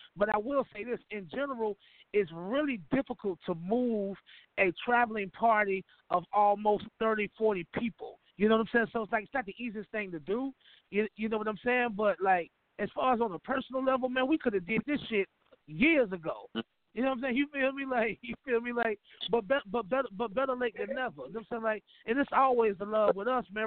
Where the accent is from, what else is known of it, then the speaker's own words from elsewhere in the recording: Atlanta, Georgia, United States; I come from Atlanta, Georgia